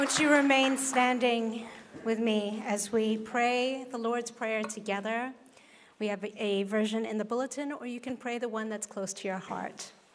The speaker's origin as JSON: {"language": "English", "country": "Hong Kong", "tie": "born or raised there", "moved": "yes", "said": "growing up in Hong Kong is Kung Hei Fat Choi, which is what we say in Hong Kong."}